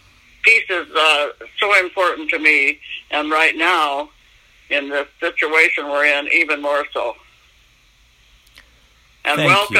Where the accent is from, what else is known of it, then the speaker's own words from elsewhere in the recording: Arlington, Washington, United States; moved away as an adult; also born or lived in Seattle; now in Puyallup, United States; I was born in Seattle, but raised in a small community up north, Arlington. I came to Puyallup in 1957, freshly graduated teacher